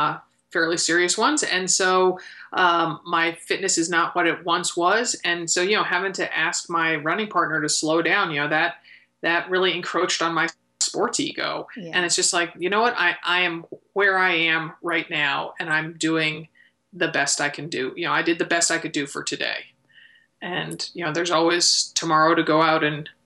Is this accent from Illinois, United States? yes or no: no; Connecticut, United States; I grew up in Connecticut